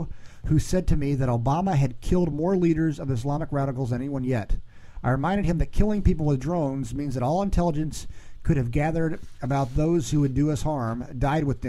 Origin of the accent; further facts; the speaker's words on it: United States; as American citizens